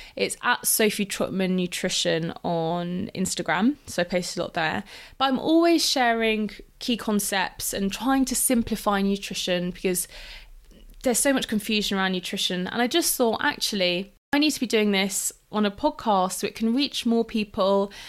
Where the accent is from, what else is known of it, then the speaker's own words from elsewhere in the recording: London, United Kingdom; also born or lived in Exeter / Lisbon; I grew up in London